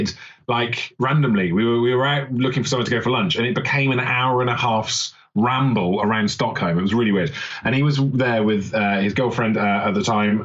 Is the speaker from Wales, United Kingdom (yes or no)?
yes; Wales, United Kingdom; accent: Welsh; I'm from Wales